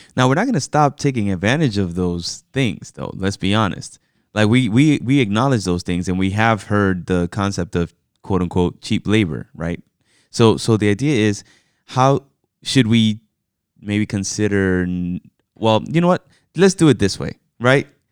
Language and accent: English; New York, United States; I was born in New York. You know, I am an American citizen, but my parents are both from the Dominican Republic.